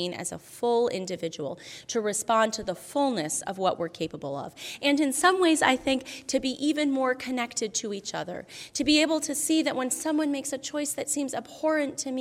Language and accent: English; Albany, New York, United States; Albany, New York, which actually happens to be my hometown